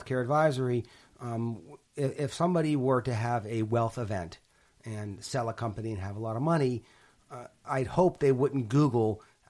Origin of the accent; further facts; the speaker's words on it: Pittsburgh, Pennsylvania, United States; So I grew up in Pittsburgh. And my grandfather had a stroke at 50, and we lived close to him.